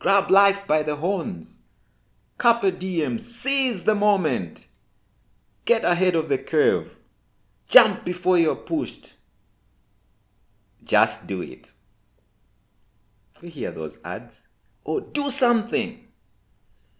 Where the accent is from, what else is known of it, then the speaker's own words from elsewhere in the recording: Zambia; I'm from Zambia, Africa